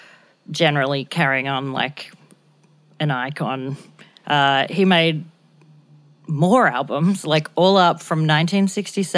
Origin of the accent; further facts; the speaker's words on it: Blue Mountains, New South Wales, Australia; my childhood growing up in the Blue Mountains.